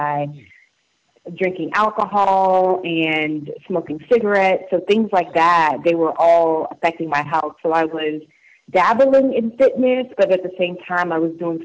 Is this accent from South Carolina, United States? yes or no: yes; Charleston, South Carolina, United States; I grew up in Charleston, South Carolina, so I grew up as a military brat, and I ended up staying in South Carolina from middle school, high school, through college